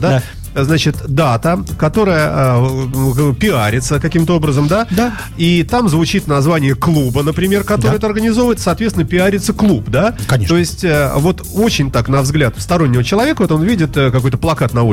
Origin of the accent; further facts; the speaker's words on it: Saint Petersburg, Russia; Я очень питерец